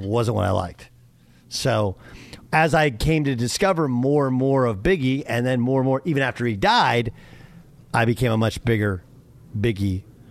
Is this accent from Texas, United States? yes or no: no; California, United States; And granted, we're from California, so...